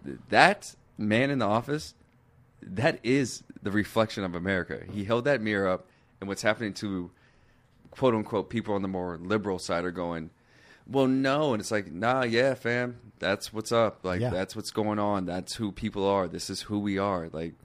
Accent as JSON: {"language": "English", "town": "Seattle", "region": "Washington", "country": "United States", "said": "And I'm from Seattle."}